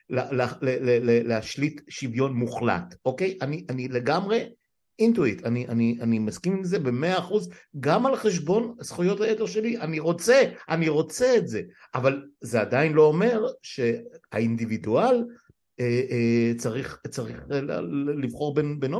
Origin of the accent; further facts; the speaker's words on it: Jerusalem, Jerusalem District, Israel; גדלתי בירושלים. לא, כן, אני אומר, מירושלים ועד עפולה. גדלנו.